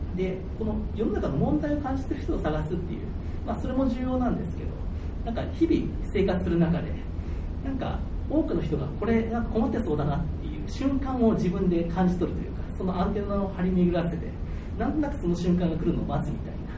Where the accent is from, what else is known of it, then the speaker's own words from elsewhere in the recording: Hiroshima, Japan; 1978年生まれで、広島で生まれて、高校まではずっと文系だったんで